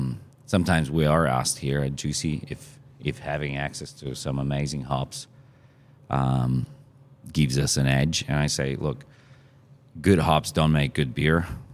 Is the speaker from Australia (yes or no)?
yes; Australia; I'm from Australia, right? So we can start drinking at 18.